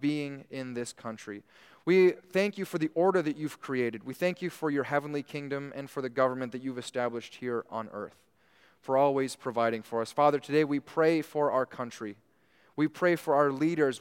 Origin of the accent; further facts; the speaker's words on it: United States; we take part in our civil duties as American citizens